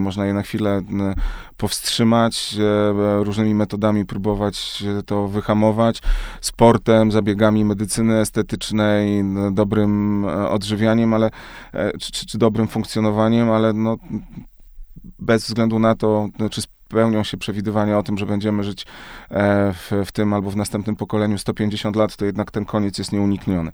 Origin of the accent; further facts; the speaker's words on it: Krotoszyn, Greater Poland, Poland; moved away; ja wychowałem się w małym mieście w Krotoszynie, w Wielkopolsce